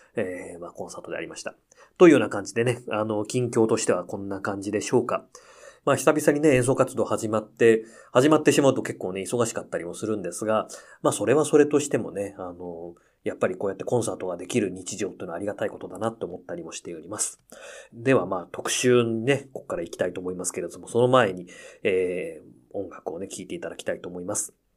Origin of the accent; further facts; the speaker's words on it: Akita, Japan; moved away; 私の地元秋田県のですね